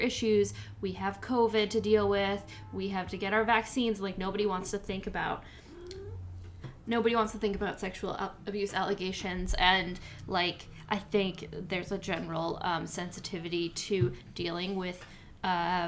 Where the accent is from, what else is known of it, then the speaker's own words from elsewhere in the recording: New York, United States; as a New Yorker